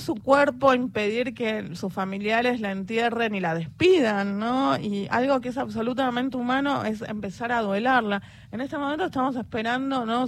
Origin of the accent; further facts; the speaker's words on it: Buenos Aires Province, Argentina; Soy del conurbano, zona oeste